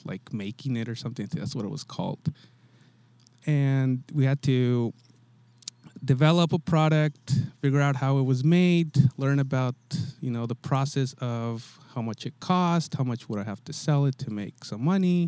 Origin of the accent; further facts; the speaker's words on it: Santa Cruz, California, United States; I grew up in Santa Cruz